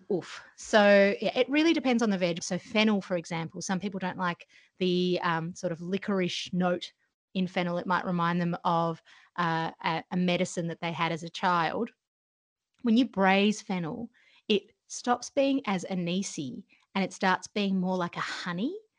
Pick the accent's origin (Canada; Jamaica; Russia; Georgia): Georgia; moved away; I grew up uh, in a country called Georgia in the former Soviet Union.